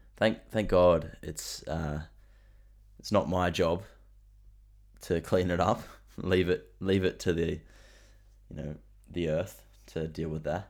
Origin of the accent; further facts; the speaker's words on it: Central Coast, New South Wales, Australia; I tell people that I'm close to Sydney, like, where I'm from